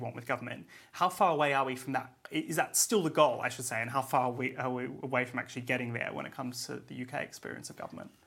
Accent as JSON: {"language": "English", "country": "Australia", "moved": "yes", "lives_now": "United Kingdom", "said": "my home country in Australia"}